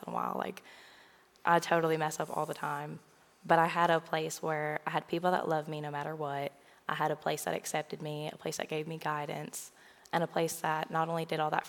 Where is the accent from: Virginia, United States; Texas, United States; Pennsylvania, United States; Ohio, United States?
Virginia, United States; Williamsburg; moved away as an adult; also born or lived in Kentucky; now in Murray, United States; I grew up in Williamsburg, Virginia, which is about 13 hours away from here